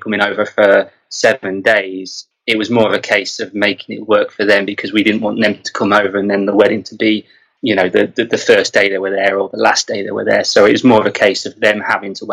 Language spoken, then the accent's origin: English; England, United Kingdom; we're fussy English